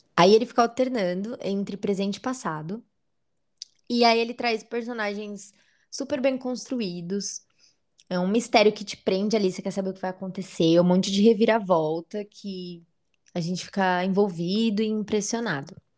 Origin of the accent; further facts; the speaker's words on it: São Paulo, Brazil; a gente é da ZL